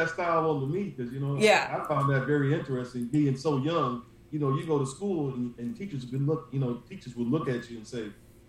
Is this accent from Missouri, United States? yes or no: no; Akron, Ohio, United States; I'm from Akron, Ohio, born and raised here all my life. 40-year-old man, married, got a beautiful 8-year-old daughter.